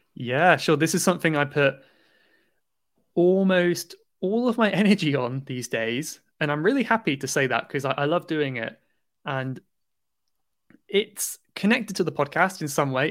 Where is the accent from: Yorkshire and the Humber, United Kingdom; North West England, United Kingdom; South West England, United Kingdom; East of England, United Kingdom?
South West England, United Kingdom; Cornwall; now in London, United Kingdom; I'm from, I'm from Cornwall in the southwest of England.